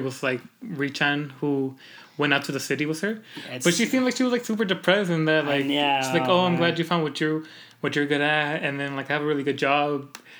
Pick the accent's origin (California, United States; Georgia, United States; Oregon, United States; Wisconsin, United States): California, United States; Because, like, I'm not Mormon, and so, like... And I came from California, and I want to do shit on Sundays, but we can't.